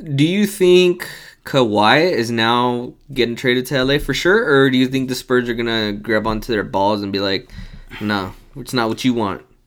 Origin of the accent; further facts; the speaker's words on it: United States; I was born here in the United States